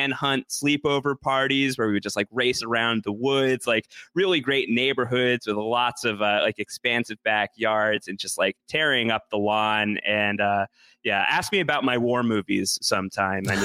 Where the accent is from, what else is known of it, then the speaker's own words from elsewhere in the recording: Long Island, New York, United States; also born or lived in Brooklyn, New York / Syracuse, New York; I grew up on Long Island, about 45 minutes away from New York City